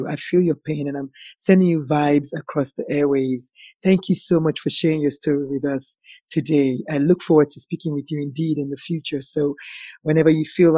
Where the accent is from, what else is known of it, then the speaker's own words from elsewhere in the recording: Nigeria; moved away; As an African, as a Nigerian